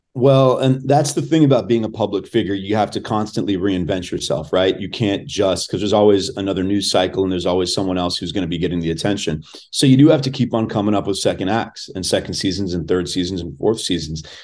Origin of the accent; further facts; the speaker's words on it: Los Angeles, California, United States; I was born and raised in Los Angeles.